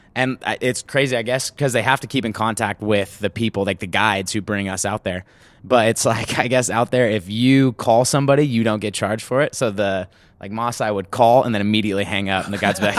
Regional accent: Sacramento, California, United States; I grew up in Sacramento

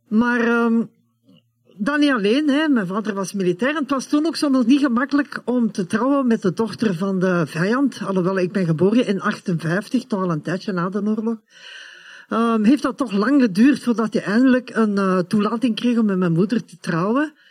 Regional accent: Germany; born there; mijn moeder, ehm, dat was een Duitse. En ik ben ook eh, geboren in Duitsland.

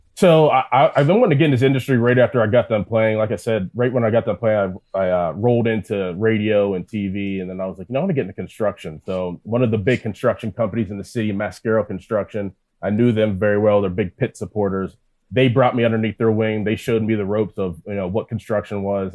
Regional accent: Pittsburgh, Pennsylvania, United States; growing up as a kid and watching Jerome Bettis. I'm from Pittsburgh

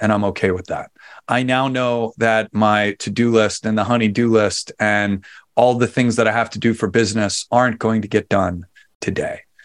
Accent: New York City, New York, United States; moved away as an adult; I'm originally from New York

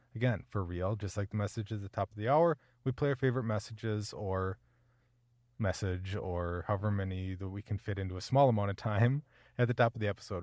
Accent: Minnesota, United States; I'm a Minnesotan

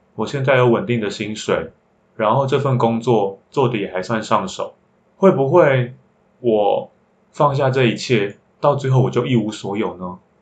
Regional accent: Taiwan; 我们台湾人

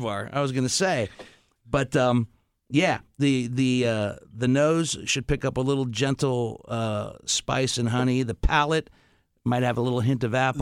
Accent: Steubenville, Ohio, United States; now in Columbus, United States; when I was growing up in Steubenville, Ohio

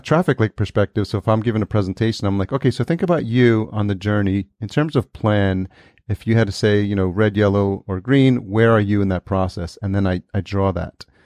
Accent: New York, United States; We grew up in New York together

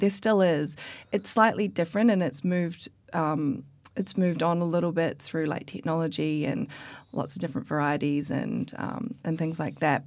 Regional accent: New Zealand; moved away as an adult; also born or lived in Australia; now in London, United Kingdom; originally I'm from New Zealand, and then I went to Australia

